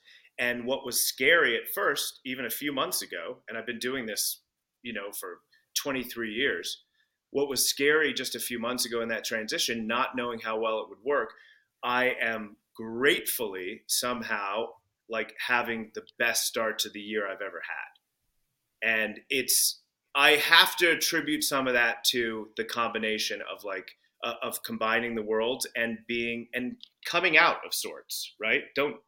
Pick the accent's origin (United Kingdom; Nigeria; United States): United Kingdom; And I'm British, so I am serious and composed by nature.